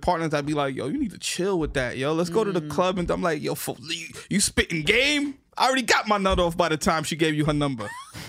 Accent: New York City, New York, United States; also born or lived in Miami; I'm from the Bronx.

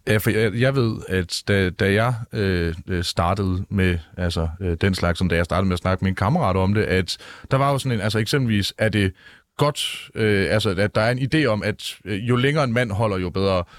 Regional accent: Jutland, Denmark; jeg er dum mand fra Jylland

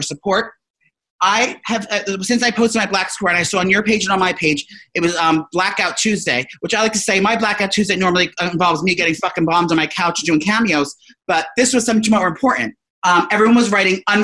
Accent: New Jersey, United States; these people I grew up with in New Jersey

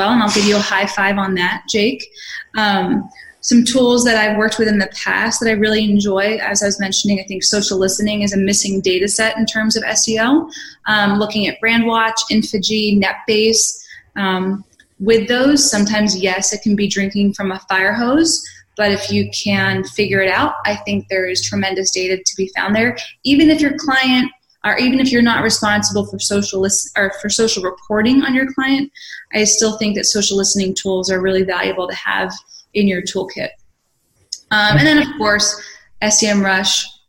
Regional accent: Philadelphia, Pennsylvania, United States; I'm from Philly

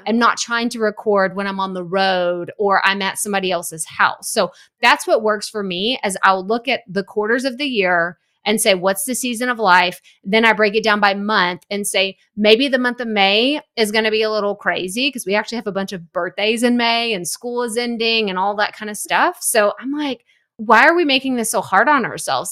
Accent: East Texas, United States; now in Houston, United States; I'm from East Texas

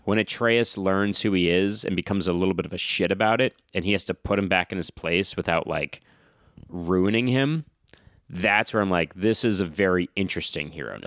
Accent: New England, United States; growing up in New England

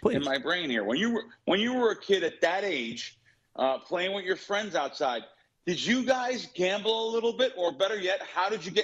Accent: United States; also born or lived in Bronx, New York / North Jersey / Central Jersey; growing up in the Bronx and growing up in North Jersey and Central Jersey even

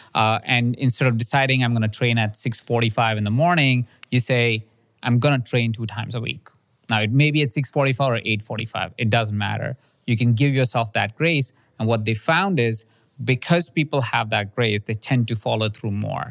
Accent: India; moved away; I grew up in India in a house of twenty-three people sharing the same space

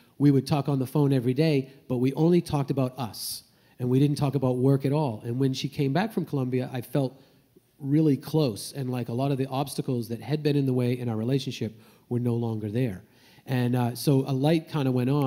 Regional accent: Maine, United States; I grew up in Maine

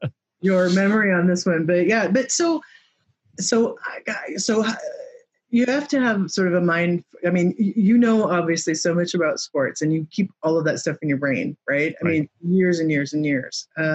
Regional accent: Michigan, United States; also born or lived in Indiana, United States / Illinois, United States; Yeah, fellow Midwesterner. I grew up in Michigan, Indiana, and Illinois as well, as you know.

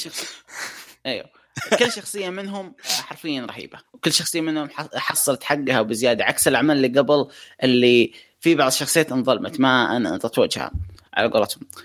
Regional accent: Saudi Arabia; عندنا في السعوديه

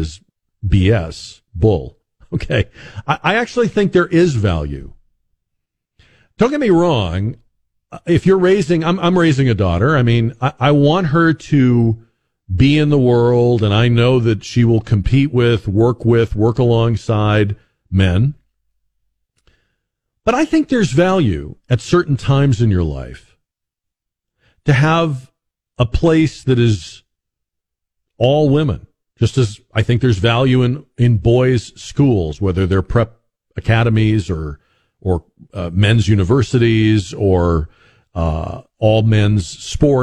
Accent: New England, United States; moved away as an adult; also born or lived in Boston; now in San Antonio, United States; I grew up in New England, spent the first half of my life up there, went to college up there.

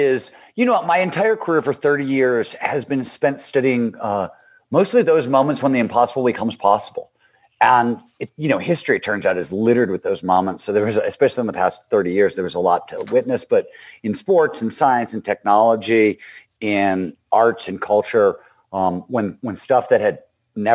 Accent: Cleveland, Ohio, United States; I grew up in Cleveland, Ohio.

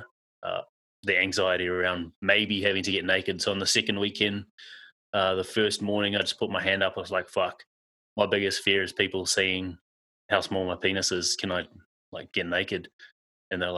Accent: Auckland, New Zealand; now in Perth, Australia; I grew up in South Auckland, New Zealand, a suburb called Manurewa. And I now live in Perth, Western Australia.

